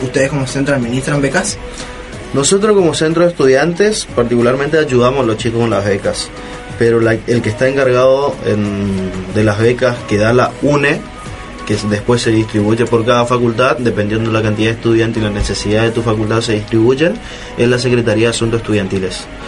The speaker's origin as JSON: {"language": "Spanish", "town": "La Escondida", "region": "Chaco", "country": "Argentina", "moved": "as an adult", "lives_now": "Resistencia, Argentina", "said": "yo vengo del interior, soy del interior del Chaco, un pueblo llamado La Escondida"}